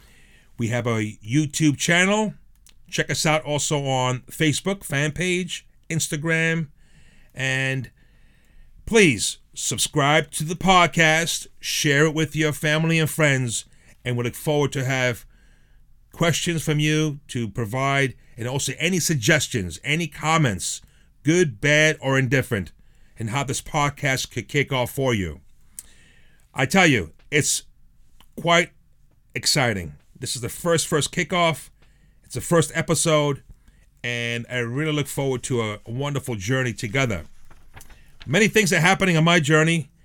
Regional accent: New York City, New York, United States; also born or lived in Frosinone, Italy; now in Long Island, United States; Came to the United States as a little boy. Was raised in the Bronx, in a very, very Italian section in the Bronx, the Belmont section of the Bronx, Arthur Avenue, 187th Street

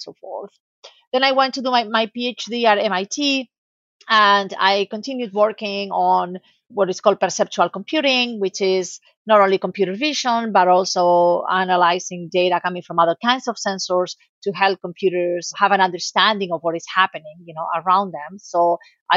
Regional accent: Spain; moved away; also born or lived in United States; I'm originally from Spain

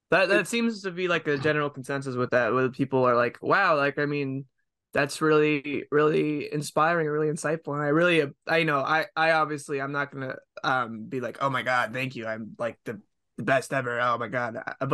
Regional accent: Massachusetts, United States; I'm from Massachusetts. That's kind of why.

